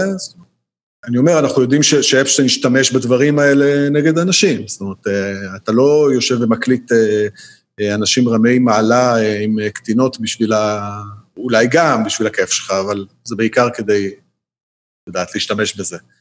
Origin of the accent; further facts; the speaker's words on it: Israel; אנחנו כישראלים